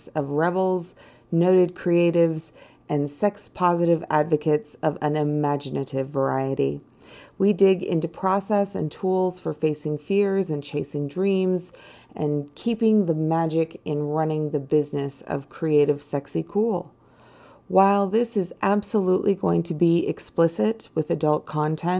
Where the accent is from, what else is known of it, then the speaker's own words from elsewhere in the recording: United States; I'm an American girl